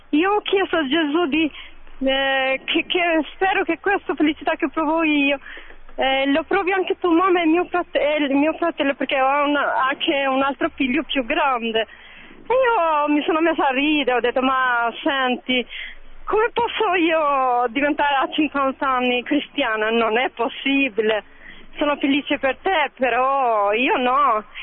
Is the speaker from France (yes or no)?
no; Tirana, Tirana County, Albania; Italian is a second language; now in Bologna, Italy; Io sono una signora straniera, vengo da Albania, da Tirana. Sono da 11 anni qui a Bologna